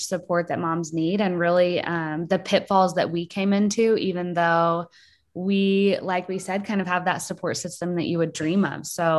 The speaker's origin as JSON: {"language": "English", "town": "Springfield", "region": "Missouri", "country": "United States", "tie": "born or raised there", "said": "I grew up in Springfield, so pretty close to Lockwood where Megan grew up. And I had a really pretty wonderful childhood, really."}